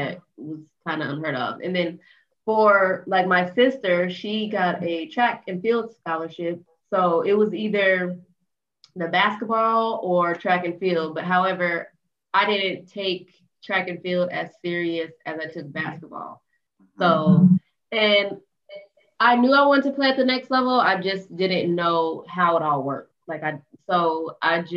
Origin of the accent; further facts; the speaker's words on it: Denver, Colorado, United States; I grew up in Denver, Colorado